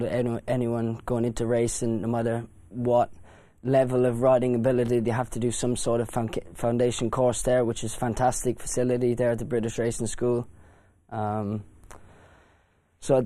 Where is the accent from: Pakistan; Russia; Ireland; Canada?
Ireland; born or raised there